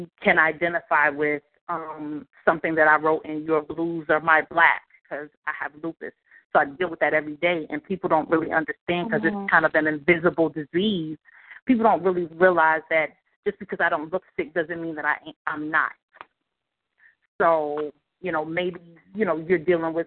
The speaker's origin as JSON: {"language": "English", "region": "the South", "country": "United States", "tie": "born or raised there", "said": "Growing up in the South"}